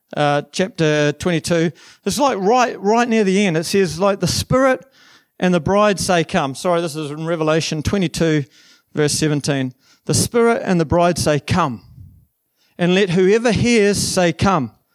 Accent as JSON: {"language": "English", "country": "New Zealand", "also_born_or_lived": "Waikato", "said": "I'm actually from the South Island"}